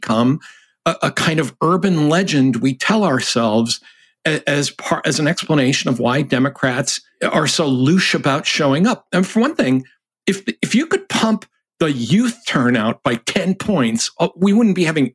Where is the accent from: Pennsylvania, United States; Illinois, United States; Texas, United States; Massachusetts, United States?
Massachusetts, United States; I'm from Massachusetts